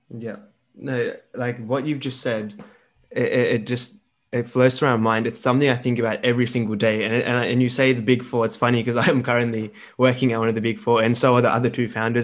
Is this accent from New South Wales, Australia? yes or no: no; Melbourne, Victoria, Australia; also born or lived in Delhi, India; I was born in Delhi as well, came to Melbourne